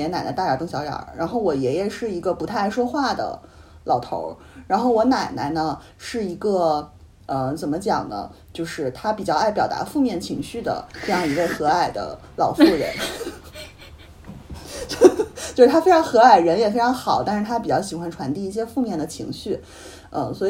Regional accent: Northeast China, China; 然后好像是在抹黑我们东北人啊什么的。

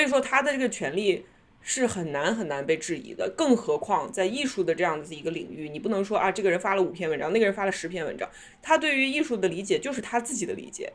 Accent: China; now in New York, United States; 我们中国人

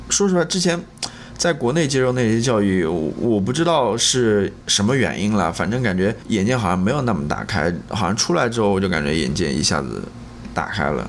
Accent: China; 跟我们中国人小孩子与家庭父母关系挺像的

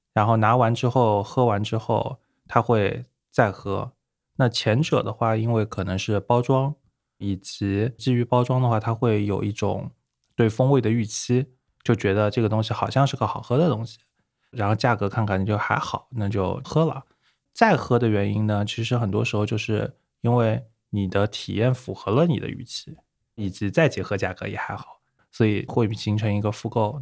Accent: Hangzhou, Zhejiang, China; also born or lived in United Kingdom; 对，对，对，杭州本地，土生土长，然后OK。加起来可能人生中的三十多年，大概只有两年不在杭州

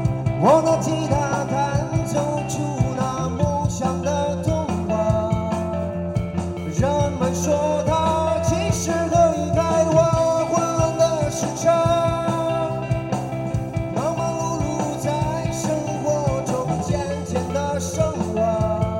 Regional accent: Xingtai, Hebei, China; 呃，我们是来自邢台的乐队，

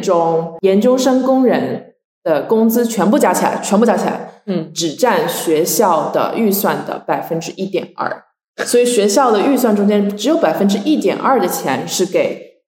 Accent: China; moved away as an adult; now in United States; 中国长大，大家都会受到各种红色宣传

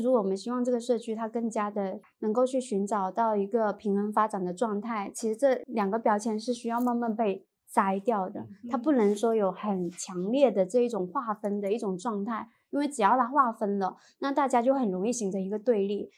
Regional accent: Shenzhen, Guangdong, China; 我在深圳也是在深圳长大

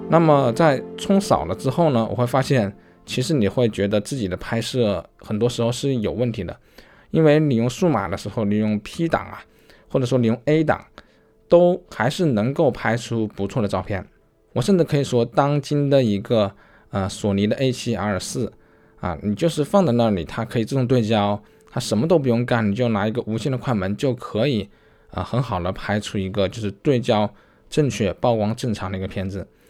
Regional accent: China; 我们中国人有自己中国人的一些特质

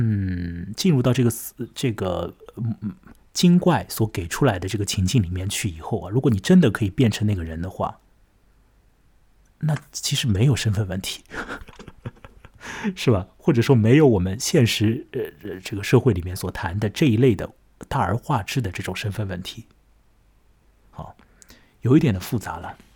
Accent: China; 啊，我是中国人，他是西班牙人，我变成他，我是不是要按照西班牙人的方式怎样怎样？

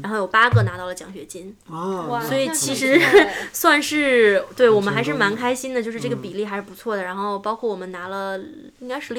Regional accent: China; also born or lived in Seattle, United States; now in Silicon Valley, United States; 我们中国人聪明又勤奋

